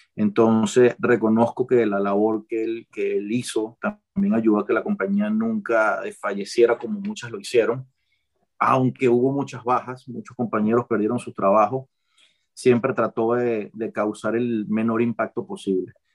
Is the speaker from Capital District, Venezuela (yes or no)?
yes; Caracas, Capital District, Venezuela; moved away as an adult; also born or lived in Maracay / Panama; now in Qatar; yo nací en Maracay, pero me crié en Caracas.